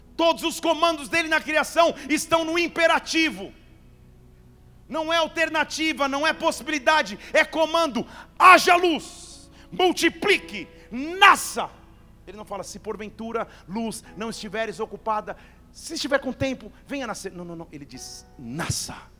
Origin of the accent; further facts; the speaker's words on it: Barbacena, Minas Gerais, Brazil; Lá na minha infância em Barbacena